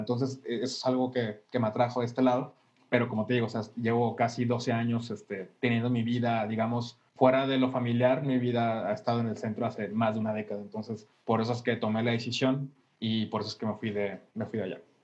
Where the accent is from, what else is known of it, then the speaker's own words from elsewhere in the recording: Monterrey, Nuevo León, Mexico; also born or lived in Paseo de Cumbres; yo crecí eh, realmente en Mitras